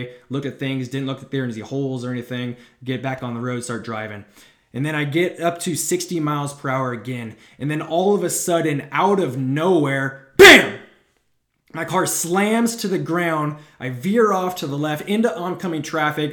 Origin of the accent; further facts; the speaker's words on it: Northern California, United States; I grew up in Northern California